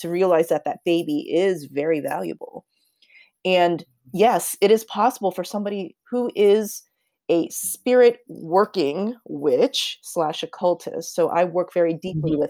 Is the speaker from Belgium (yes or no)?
no; United States; I'm Korean American